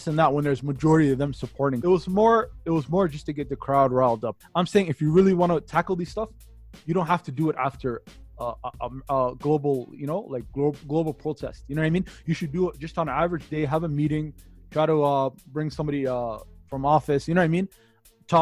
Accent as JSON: {"language": "English", "town": "Toronto", "region": "Ontario", "country": "Canada", "tie": "born or raised there", "said": "where I'm from Toronto. I lived there majority of my life."}